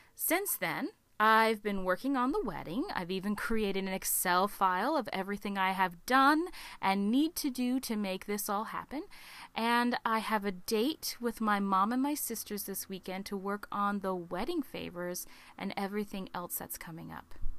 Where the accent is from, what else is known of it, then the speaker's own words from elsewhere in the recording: Alaska, United States; my home state of Alaska